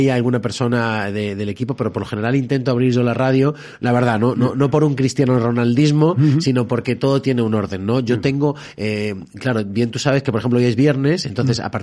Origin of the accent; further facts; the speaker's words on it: Alcalá de Henares, Community of Madrid, Spain; yo siempre cuento Alcalá de Henares como el, lugar de donde, más que de donde soy, de donde tengo que ser